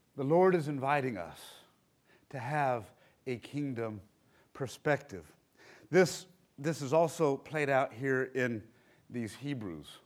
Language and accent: English; Black Mountain, North Carolina, United States; I grew up here in Black Mountain